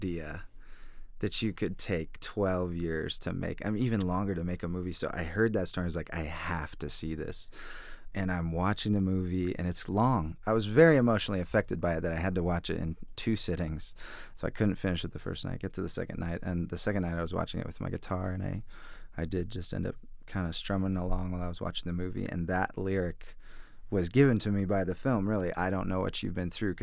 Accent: the Northwest, Pacific Northwest, United States; I grew up in the Northwest

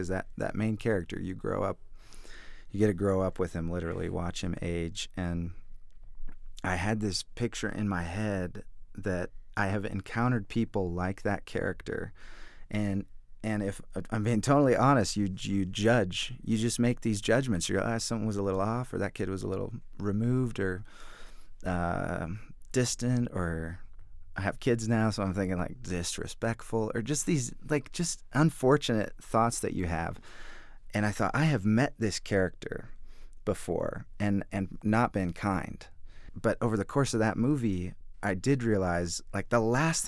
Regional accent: the Northwest, Pacific Northwest, United States; I grew up in the Northwest

